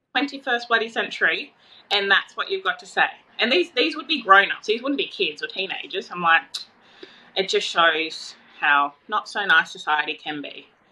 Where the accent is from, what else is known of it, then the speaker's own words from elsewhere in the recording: Tweed Heads, New South Wales, Australia; So I'm from Tweed Heads